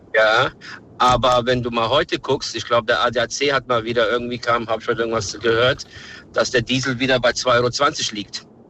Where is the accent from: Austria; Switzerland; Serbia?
Serbia; now in Germany; ich komme aus Serbien